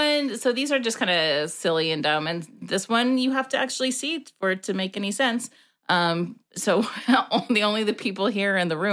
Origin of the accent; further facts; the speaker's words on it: Texas, United States; I'm from Texas.